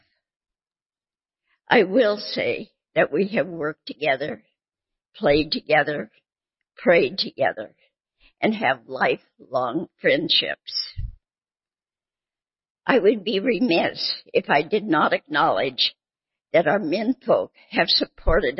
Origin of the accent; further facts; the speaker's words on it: Bellingham, Washington, United States; moved away as an adult; also born or lived in Southern California; I grew up in Bellingham, Washington, a lovely small city